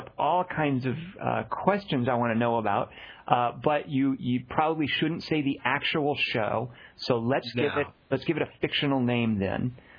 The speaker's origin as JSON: {"language": "English", "region": "Arkansas", "country": "United States", "tie": "born or raised there", "said": "a fellow who grew up mainly in Arkansas"}